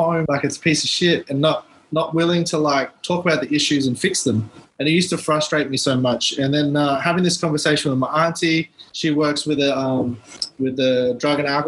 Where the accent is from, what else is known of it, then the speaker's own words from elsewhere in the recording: Tennant Creek, Northern Territory, Australia; moved away; I'm from Tennant Creek